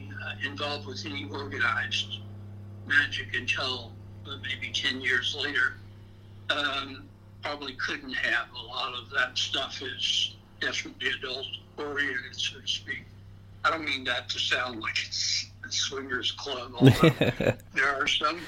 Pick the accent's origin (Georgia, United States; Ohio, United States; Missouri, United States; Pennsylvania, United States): Georgia, United States; Augusta; accent: swamp-related Augusta accent; I'm originally from Augusta, Georgia, or Augusta, Georgia, because there's a swamp-related accent there that I had to outgrow